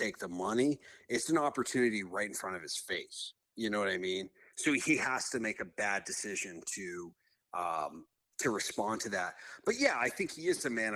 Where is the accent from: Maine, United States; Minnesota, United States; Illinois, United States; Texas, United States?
Maine, United States; also born or lived in Nashville; now in Florida, United States; we're both from Maine